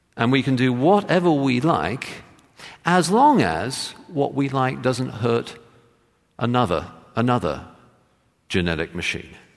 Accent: England, United Kingdom; I grew up in England as a, in the Church of England

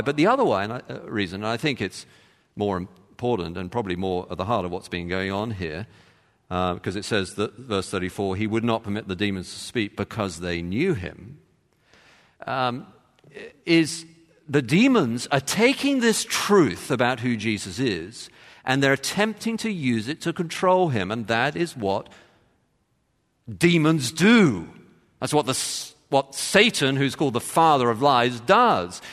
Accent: London, United Kingdom; moved away; I, I come from London

